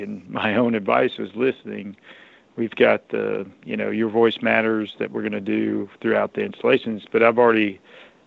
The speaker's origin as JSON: {"language": "English", "region": "Alabama", "country": "United States", "tie": "born or raised there", "said": "a young man growing up in Alabama"}